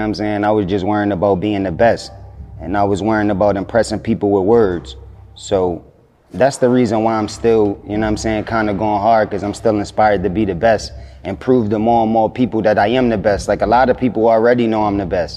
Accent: Philadelphia, Pennsylvania, United States; I'm from Philadelphia

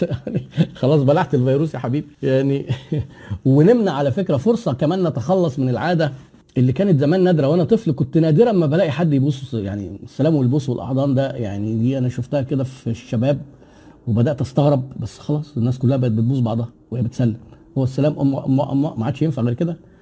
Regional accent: Egypt; احنا عندنا في مصر

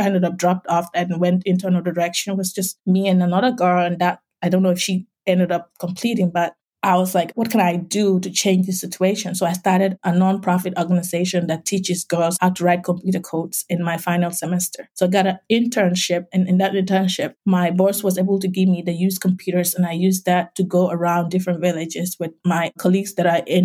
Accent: Gambia; accent: West African; moved away as an adult; now in United States; from my accent, you can tell I'm from West Africa. I grew up as an orphan in a small village

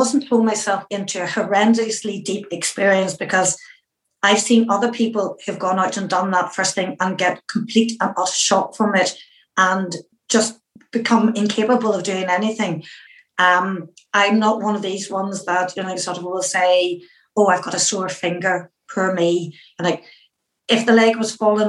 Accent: Northern Irish, Northern Ireland, United Kingdom; I'm a Northern Irish Catholic and a woman

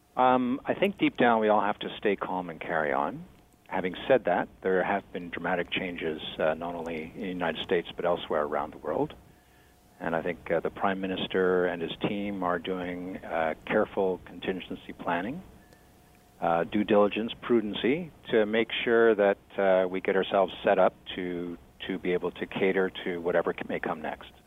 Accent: Canada; I'm a Canadian and proud of it.

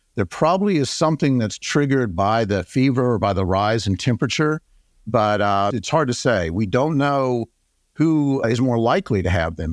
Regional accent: Atlanta, Georgia, United States; also born or lived in Texas; I was born here in Atlanta and went away and did my training in critical care, pediatric intensive care in Texas. I came back in nineteen ninety-two

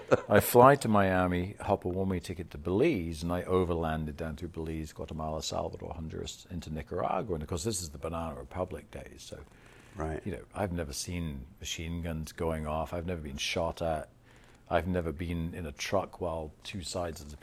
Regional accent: England, United Kingdom; accent: English; moved away as an adult; also born or lived in Florida; as an Englishman

